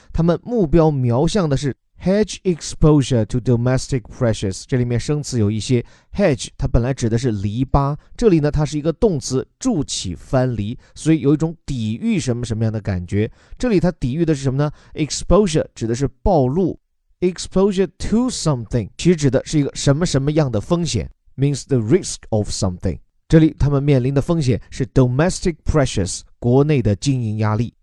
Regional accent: China; 我们中国人对医院的刻板印象

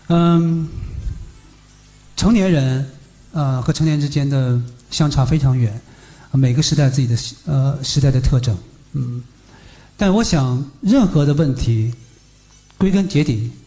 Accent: Northeast China, China; 这是一件在我的家乡，在我东北的老家里面看似非常疯狂的一件事情

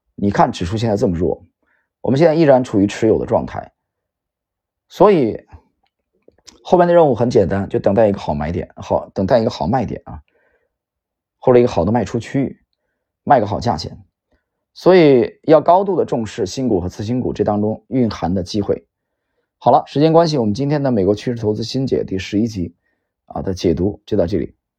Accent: Yantai, Shandong, China; 我们家乡的股票，啊，山东烟台

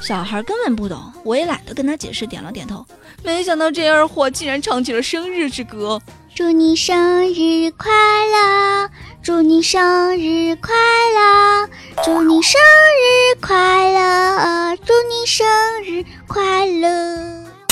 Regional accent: China; 在我们中国

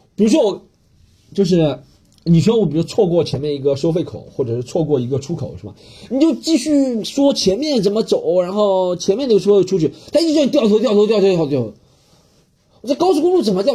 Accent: Shanghai, China; 上海人从来不说 臭德性， 南方人从来不说 臭德性， 说腔调我们说

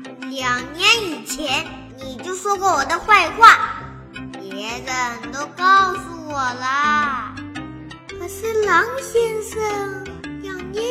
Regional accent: Shaoxing, Zhejiang, China; 今年六周岁了，我来自浙江绍兴。

